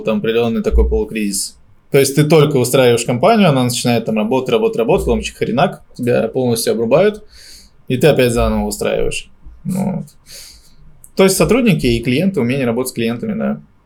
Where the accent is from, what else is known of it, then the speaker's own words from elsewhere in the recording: Moscow, Russia; я здесь родился на Сухаревской